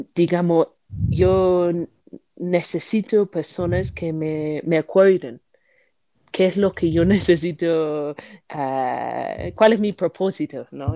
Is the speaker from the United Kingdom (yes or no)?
yes; United Kingdom; Spanish is a second language; moved away; soy una británica